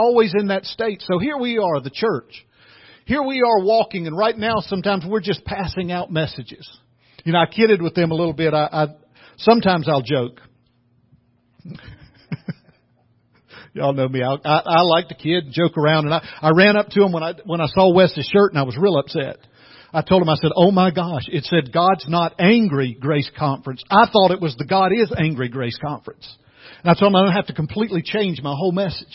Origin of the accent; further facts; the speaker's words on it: the South, United States; I'm from the South